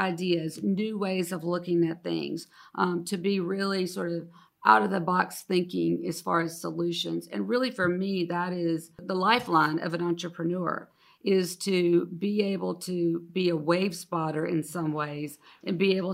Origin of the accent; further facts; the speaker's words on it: Moultrie, Georgia, United States; I was born in Moultrie, Georgia. I used to joke and say, I think I'm somehow related to everybody in Moultrie, Georgia in some form or fashion.